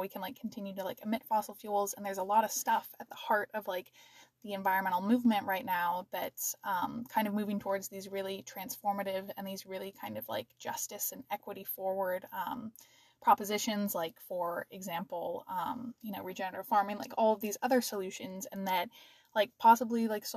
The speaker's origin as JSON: {"language": "English", "region": "Washington", "country": "United States", "moved": "yes", "said": "I'm originally from Washington"}